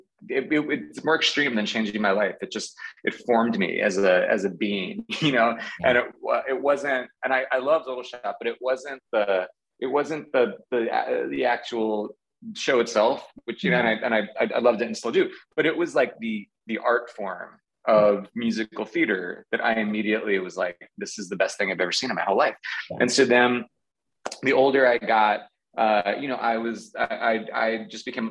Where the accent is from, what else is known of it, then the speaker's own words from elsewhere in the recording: Garden City, New York, United States; I grew up on Long Island in Nassau County. Garden City is the name of the town I grew up